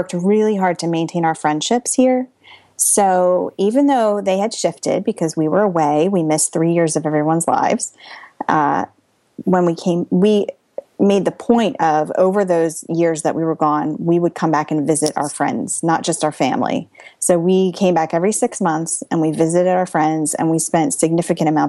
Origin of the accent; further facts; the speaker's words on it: Pennsylvania, United States; moved away as an adult; now in New Jersey, United States; We are originally from Pennsylvania